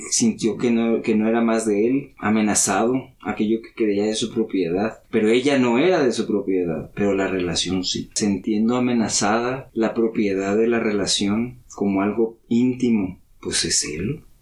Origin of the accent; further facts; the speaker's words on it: Tlatelolco, Mexico City, Mexico; born there; Yo nací en Tlatelolco.